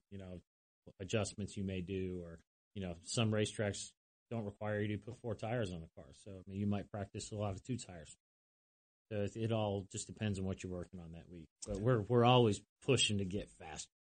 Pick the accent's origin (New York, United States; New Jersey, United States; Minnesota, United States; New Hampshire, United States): New Hampshire, United States; Lyme; moved away; I'm from New Hampshire originally, small little town called Lyme, New Hampshire.